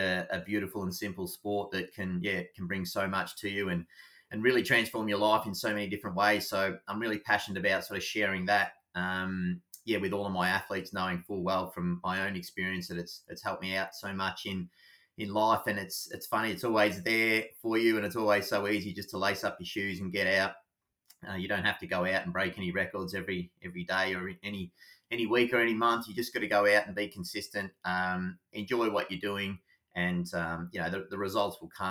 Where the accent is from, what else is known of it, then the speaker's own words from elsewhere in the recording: Anglesea, Victoria, Australia; I grew up in Anglesey, so always a really passionate runner